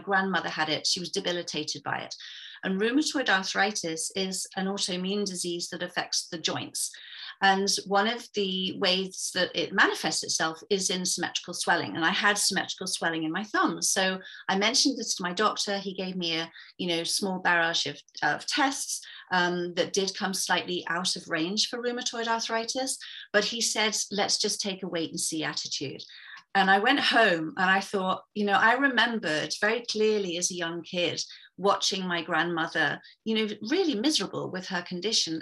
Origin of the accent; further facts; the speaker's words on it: England, United Kingdom; moved away as an adult; now in Vancouver, Canada; I'm originally from England, but I'm sitting here in a very wet and grey and quite miserable, actually, Vancouver, Canada. So I've been here since 2012.